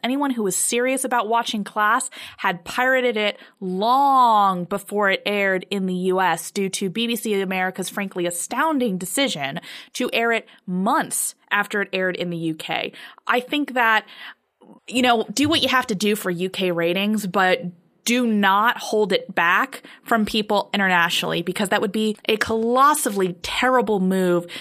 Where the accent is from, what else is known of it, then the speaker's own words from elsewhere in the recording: United States; as an American viewer